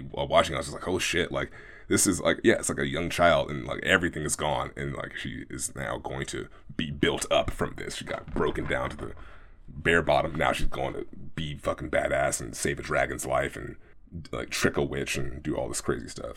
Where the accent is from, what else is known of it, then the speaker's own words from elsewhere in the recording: Oakland, California, United States; growing up in Oakland, uh, my house was around the corner